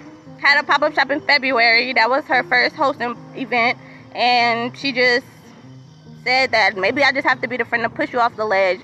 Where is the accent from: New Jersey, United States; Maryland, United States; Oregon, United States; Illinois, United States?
Maryland, United States; I was born and raised in Maryland